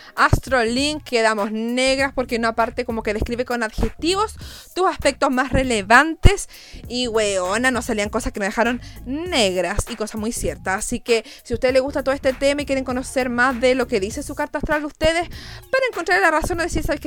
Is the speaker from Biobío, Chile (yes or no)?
no; Puerto Montt, Los Lagos, Chile; soy de Puerto Montt